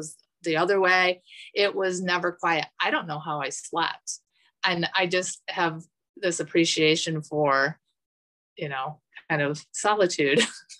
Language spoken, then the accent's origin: English; Midwest, United States; also born or lived in Buffalo, New York; I would pronounce as a Midwesterner every little syllable